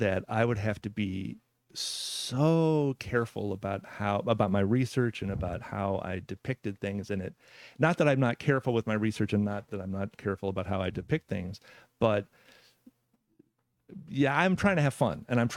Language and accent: English; Evansville, Indiana, United States; I was born in Evansville, Indiana.